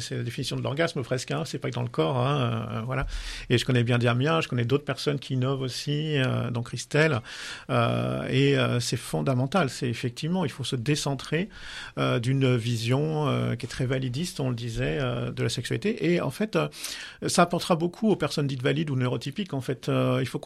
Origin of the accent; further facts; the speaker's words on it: Lyon, Auvergne-Rhône-Alpes, France; comme je suis de Lyon est et pas loin de l'hôpital Henri Gabriel à Saint-Genis-Laval